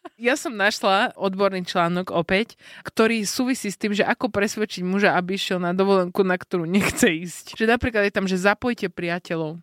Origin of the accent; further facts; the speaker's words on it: northern Slovakia, Slovakia; now in Bratislava, Slovakia; som zo severu a som zvyknutá na zimu